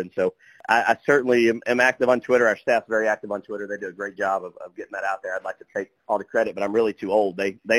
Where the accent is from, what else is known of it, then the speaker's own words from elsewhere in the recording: Texas, United States; now in Oklahoma, United States; I'm from Texas, so I know a lot of those kids